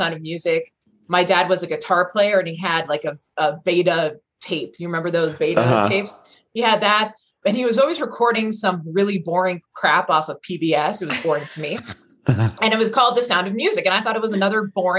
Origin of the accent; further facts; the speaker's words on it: Rockville, Maryland, United States; also born or lived in Baltimore, Maryland; I was born in Baltimore, raised in Maryland, the Rockville area. So like a suburb of Washington, DC.